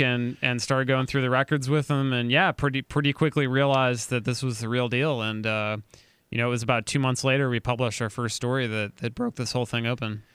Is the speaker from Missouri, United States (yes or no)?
yes; St. Louis, Missouri, United States; my hometown, Saint Louis